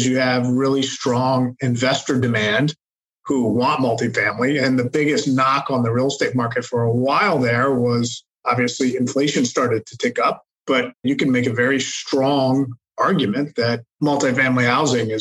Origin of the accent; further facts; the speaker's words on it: Charlotte, North Carolina, United States; moved away as an adult; also born or lived in Hong Kong / Manhattan, New York; I am from Charlotte, North Carolina originally